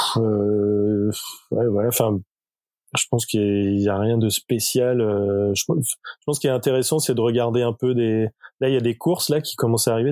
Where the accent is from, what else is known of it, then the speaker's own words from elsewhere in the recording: Nantes, Pays de la Loire, France; moved away; also born or lived in Lille; je suis nantais